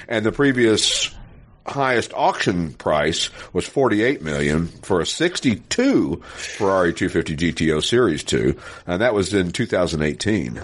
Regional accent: Knoxville, Tennessee, United States; moved away; also born or lived in North Hollywood; growing up in Knoxville, Tennessee.

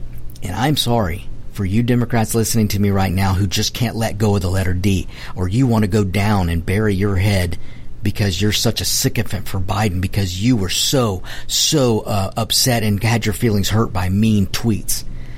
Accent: United States

